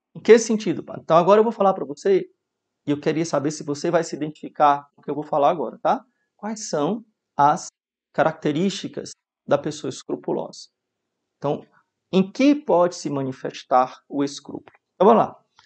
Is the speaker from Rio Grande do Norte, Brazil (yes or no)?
yes; Mossoró, Rio Grande do Norte, Brazil; Na minha infância vivi em Mossoró